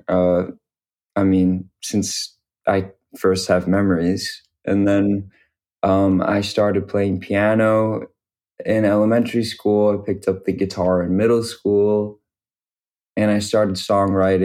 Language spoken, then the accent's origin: English; Detroit, Michigan, United States; moved away as an adult; also born or lived in Syracuse, New York; now in Brooklyn, United States; I'm from Detroit, Michigan.